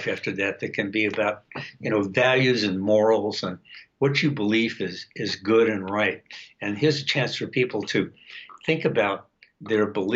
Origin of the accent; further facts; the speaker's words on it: New York City, New York, United States; now in Seattle, United States; I grew up in New York City.